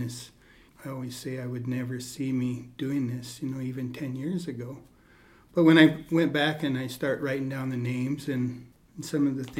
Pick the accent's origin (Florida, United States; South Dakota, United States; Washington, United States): South Dakota, United States; Rapid City; I grew up in Rapid City